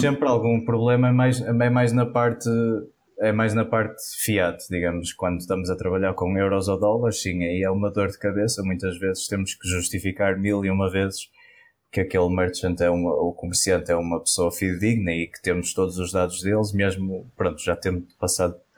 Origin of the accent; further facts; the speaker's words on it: Porto, Norte, Portugal; sou do, do Porto, nascido e criado cá no Norte